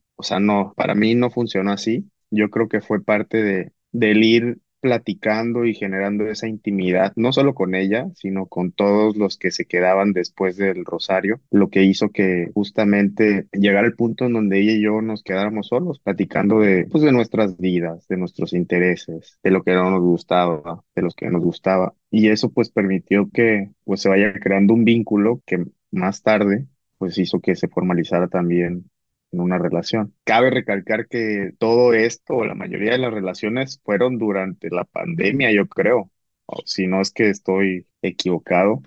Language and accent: Spanish; Cancún, Quintana Roo, Mexico; de Cancún, Cancún, Quintana Roo